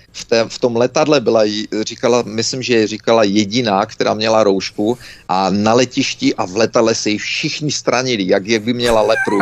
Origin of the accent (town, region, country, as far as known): Czechia; moved away; also born or lived in Canada